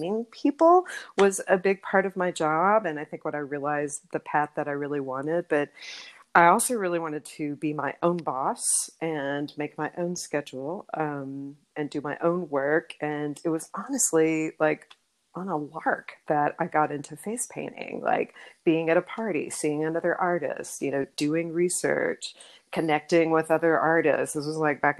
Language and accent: English; Texas, United States; also born or lived in Colorado; now in Denver, United States; I'm originally from Texas